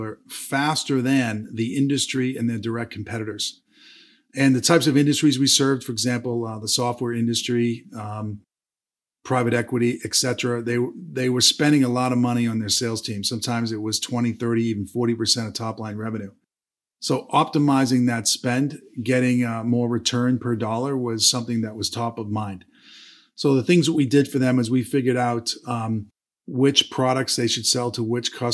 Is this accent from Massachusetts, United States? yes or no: yes; Boston, Massachusetts, United States; moved away; also born or lived in Atlanta, Georgia; I was born and raised in Boston, Massachusetts.